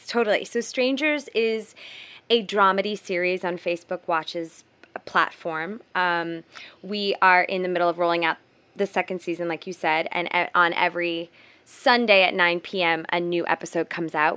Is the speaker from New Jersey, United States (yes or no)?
no; Providence, Rhode Island, United States; also born or lived in West Coast, United States; now in New York, United States; I'm from the East Coast. I'm from Providence, Rhode Island, and so is Mia